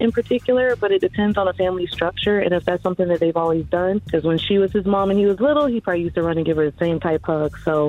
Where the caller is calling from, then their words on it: Orlando, Florida, United States; calling from Orlando, Florida.